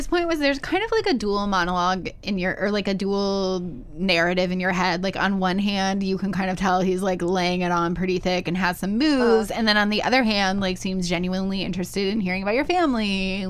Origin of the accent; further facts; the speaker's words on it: Findlay, Ohio, United States; I'm from Findlay, Ohio, which is, like, an hour from Toledo.